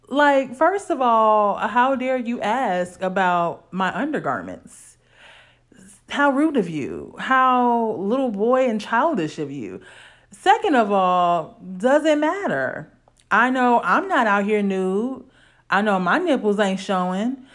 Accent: Illinois, United States; growing up in Illinois

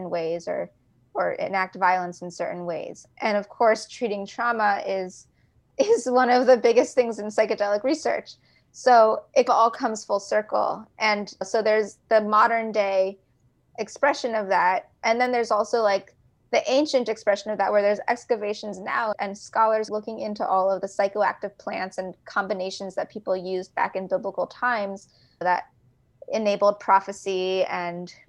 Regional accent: Los Angeles, California, United States; moved away as an adult; also born or lived in New York; I grew up in California, like Los Angeles

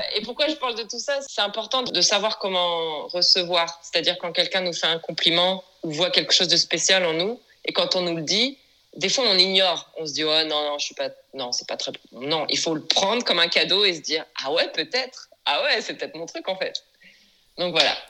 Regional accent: France; moved away as an adult; now in Los Angeles, United States; Je suis française et je vis à présent à Los Angeles. Ça fait maintenant plus de dix ans.

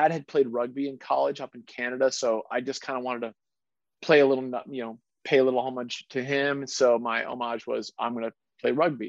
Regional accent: Gloucester, Massachusetts, United States; also born or lived in Winchester, Massachusetts; I was raised in Gloucester, which is a little fishing town, and then I moved to Winchester, Massachusetts, just outside of Boston

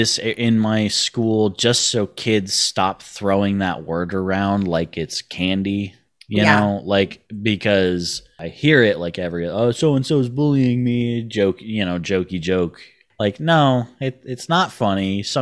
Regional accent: New York, United States; I'm a New Yorker born and raised, so there was a fair bit of culture shock going on.

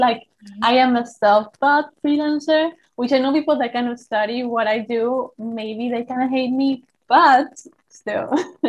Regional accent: Argentina; I'm from Argentina. I'm a 22-year-old college student.

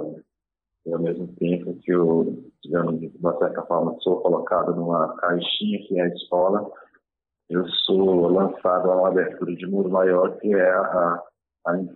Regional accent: Normandia, Roraima, Brazil; Eu nasci ali, cresci

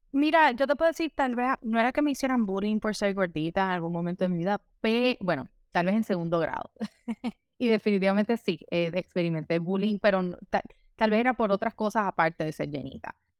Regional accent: San Juan, Puerto Rico; moved away as an adult; now in Miami, United States; soy obviamente originalmente de San Juan, Puerto Rico. Eh, allá me crié, nací, eh, estuve viviendo hasta que me gradué de la universidad

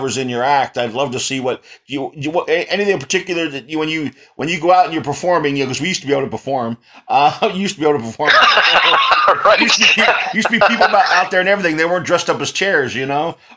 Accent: East Coast, United States; moved away; also born or lived in Texas; I'm a Texas boy. I grew up on the East Coast

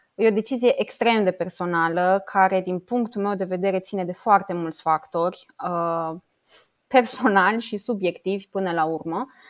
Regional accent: Romania; moved away as an adult; also born or lived in Luxembourg; sunt româncă

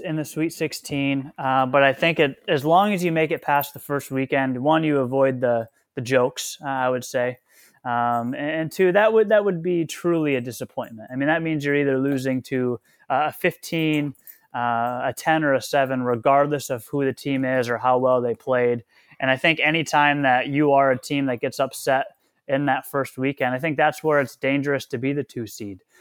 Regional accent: Midwest, United States; I'm also a Midwesterner

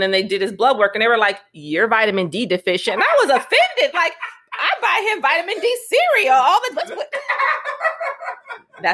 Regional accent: Cleveland, Ohio, United States; now in California, United States; I am originally from Cleveland.

